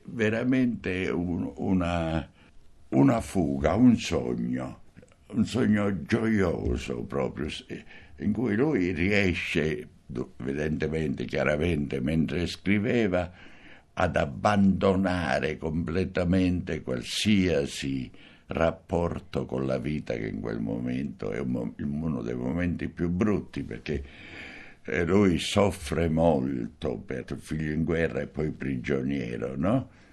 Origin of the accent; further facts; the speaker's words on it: Porto Empedocle, Sicily, Italy; now in Rome, Italy; Pirandello doveva nascere al mio paese, Porto Empedocle